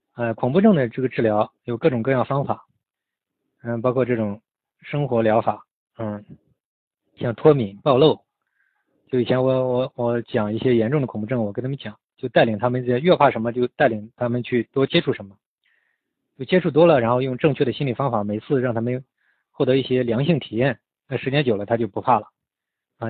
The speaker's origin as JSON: {"language": "Chinese", "country": "China", "said": "我们中国人嘛，就很多，就是这样"}